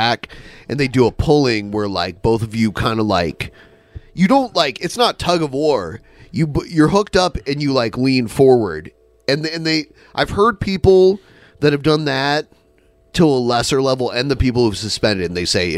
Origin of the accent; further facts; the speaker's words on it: Midwest, United States; accent: Midwestern; moved away; my Midwestern accent comes out